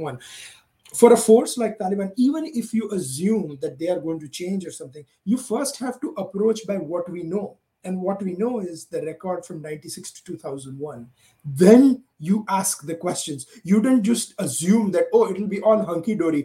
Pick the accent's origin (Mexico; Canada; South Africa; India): India; moved away; as an Indian, I have spent half my life here